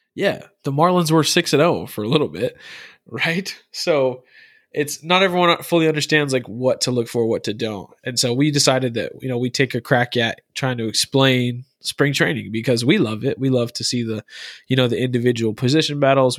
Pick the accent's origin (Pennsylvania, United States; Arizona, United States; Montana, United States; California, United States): Arizona, United States; Through and through, I'm from Arizona